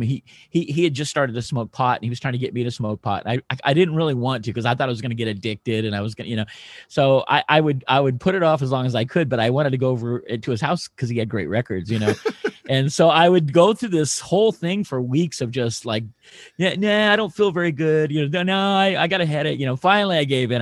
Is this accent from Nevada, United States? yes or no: yes; Reno, Nevada, United States; growing up in Reno, Nevada, being kind of a rock and roll, hard, hard rock, heavy metal kid